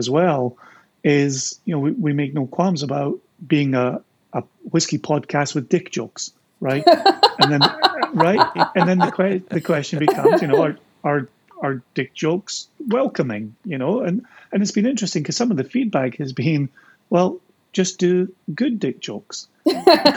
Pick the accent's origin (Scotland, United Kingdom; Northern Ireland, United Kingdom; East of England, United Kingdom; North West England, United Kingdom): Scotland, United Kingdom; That's how we do it in Scotland